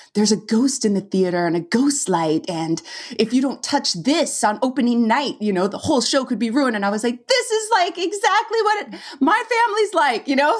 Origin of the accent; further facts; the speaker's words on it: California, United States; moved away as an adult; I'm from California and we'd go to Yosemite every year in the summer